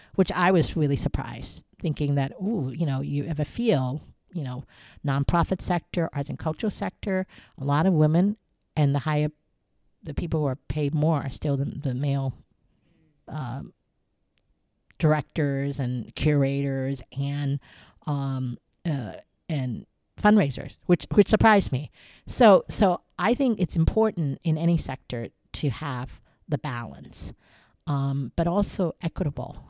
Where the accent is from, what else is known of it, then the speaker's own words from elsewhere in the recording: Ohio, United States; moved away as an adult; also born or lived in Taiwan / New York; now in Hong Kong; the thirteen years I grew up in Ohio and went to school in Ohio